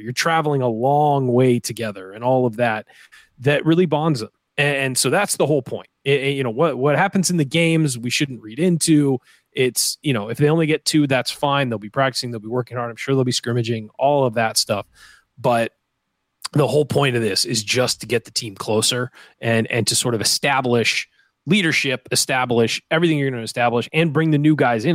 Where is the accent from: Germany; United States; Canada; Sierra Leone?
United States; San Diego, California; moved away as an adult; also born or lived in Indiana; I'm from Southern California where it's very dry. There's not a whole lot of humidity. It's, there's an ocean breeze everywhere in San Diego